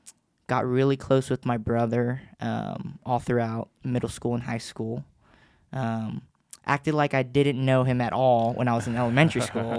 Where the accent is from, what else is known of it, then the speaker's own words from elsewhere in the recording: Los Angeles, California, United States; born there; So I'm not originally from Knoxville. I was born in L.A., My whole family, both sides, you know, mother's side, father's side, they're all still in L.A.